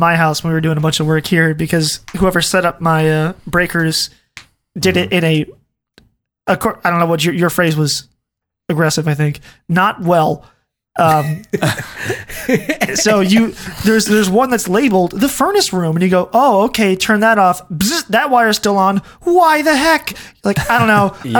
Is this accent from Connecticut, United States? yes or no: no; Ohio, United States; The house that we grew up in Ohio was built by our great grandfather.